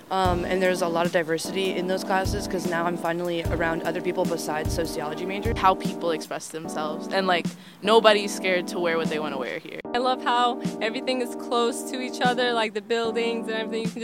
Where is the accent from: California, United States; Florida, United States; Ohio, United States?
Florida, United States; Jacksonville; like I'm from Jacksonville, Florida, so like I never met a non binary person or transgender person until I came to VCU, actually.